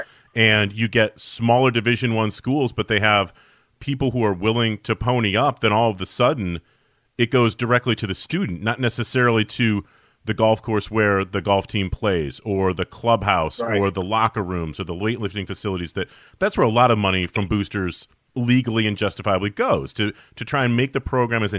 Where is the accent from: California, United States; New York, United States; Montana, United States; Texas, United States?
New York, United States; Syracuse; I grew up in Syracuse, New York